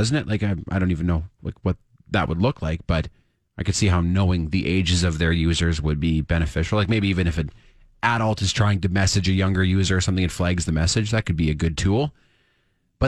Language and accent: English; Canada; as a Canadian